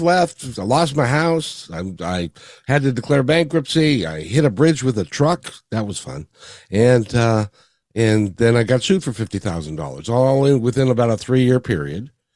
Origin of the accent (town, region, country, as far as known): Seattle, Washington, United States; born or raised there; also born or lived in Kirkland, Washington; now in Kent, United States